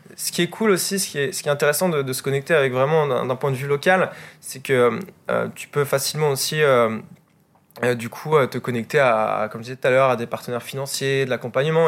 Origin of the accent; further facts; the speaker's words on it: Vannes, Brittany, France; moi je suis de, je suis de Vannes